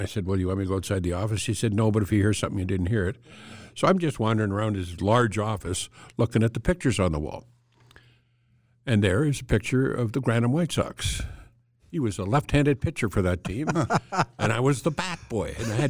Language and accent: English; Lacombe, Alberta, Canada; Well, I grew up in Lacombe, Alberta, okay, which at the time had a population of 2,900 people